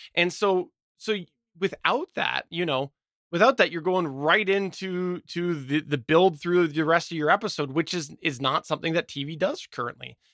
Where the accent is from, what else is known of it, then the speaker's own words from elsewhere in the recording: Canada; I'm Canadian